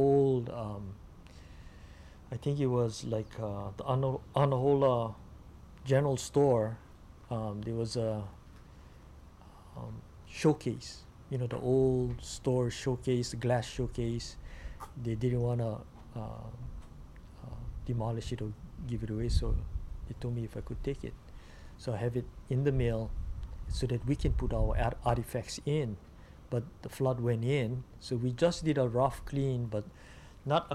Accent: Hanalei, Hawaii, United States; when I was growing up in Hanalei

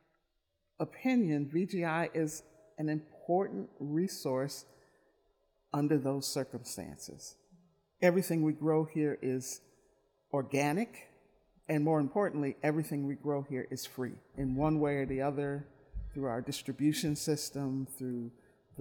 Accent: Milwaukee, Wisconsin, United States; I grew up in Milwaukee, born and raised

